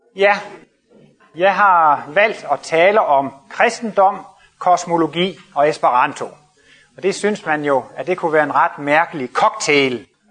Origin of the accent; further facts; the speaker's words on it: Jutland, Denmark; Jeg kommer selv fra Jylland af